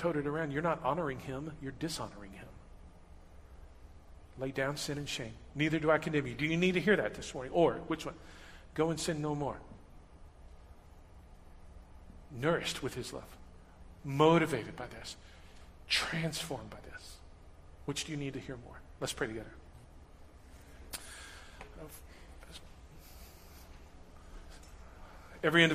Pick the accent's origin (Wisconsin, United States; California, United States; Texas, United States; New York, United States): Texas, United States; Huntsville; I grew up in Huntsville, just north of here.